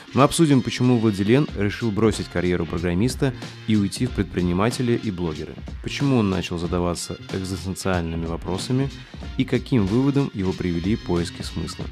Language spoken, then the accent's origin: Russian; Saint Petersburg, Russia; и там я из Рыбацкого